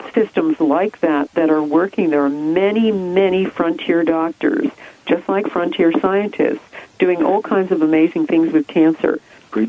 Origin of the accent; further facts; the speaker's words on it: United States; moved away as an adult; now in England, United Kingdom; I grew up in America. You can hear that from my accent